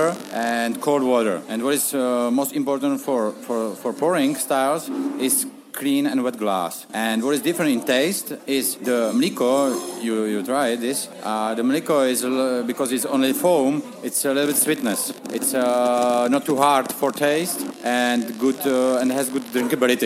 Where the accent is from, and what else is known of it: Czechia